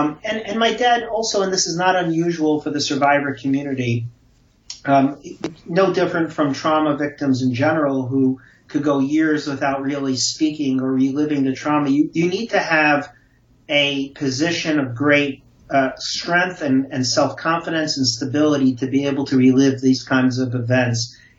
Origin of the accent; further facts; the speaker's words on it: Brooklyn, New York, United States; had a beautiful childhood and a very enriching childhood growing up in Brooklyn.